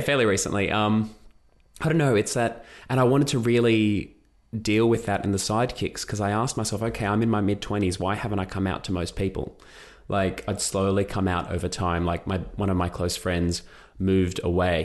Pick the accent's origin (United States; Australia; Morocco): Australia; I've gone from being Greek Australian author